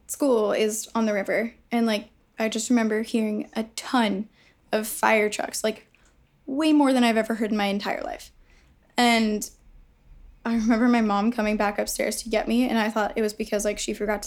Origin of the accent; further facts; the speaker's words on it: New York City, New York, United States; I grew up in Chelsea, but I lived in Battery Park City